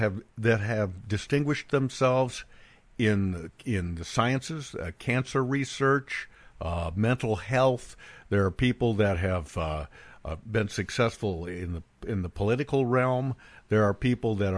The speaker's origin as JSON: {"language": "English", "town": "Bend", "region": "Oregon", "country": "United States", "tie": "born or raised there", "moved": "yes", "said": "my hometown, Bend, Oregon, is completely changed"}